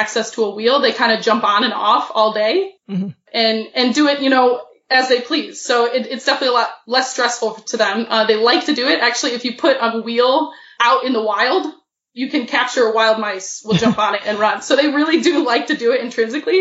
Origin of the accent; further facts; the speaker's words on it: Midwest, United States; the Midwest this time of year, which is where I'm from